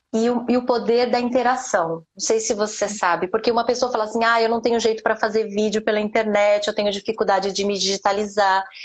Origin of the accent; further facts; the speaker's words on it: Brazil; moved away as an adult; also born or lived in Japan; eu nasci no Brasil, eu era pobre